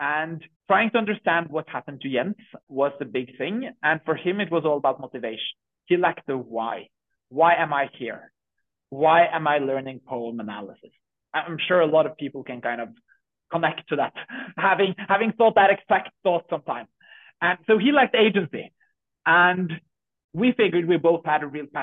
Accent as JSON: {"language": "English", "country": "Norway", "said": "We're from Norway, so we're a small Norwegian startup. We're six people here in Norway building Curipod"}